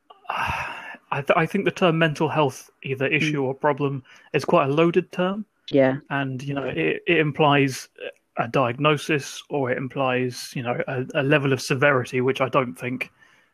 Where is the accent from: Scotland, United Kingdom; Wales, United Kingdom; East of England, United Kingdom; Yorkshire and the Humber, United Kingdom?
East of England, United Kingdom; Ipswich; I come from Ipswich. Becky and I went to school together